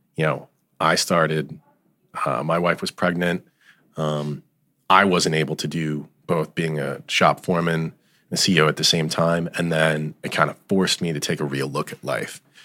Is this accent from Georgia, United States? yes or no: no; Allendale, New Jersey, United States; I grew up in Allendale